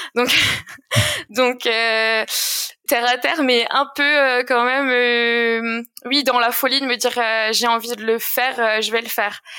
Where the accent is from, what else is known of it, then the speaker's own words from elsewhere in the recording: Alsace, Grand Est, France; j'ai grandi en Alsace, dans une petite vallée qu'on appelle la vallée de Villers